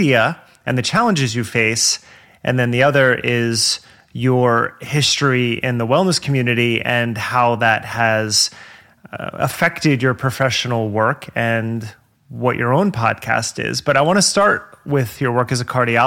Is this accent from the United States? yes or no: yes; New Jersey, United States; I grew up in New Jersey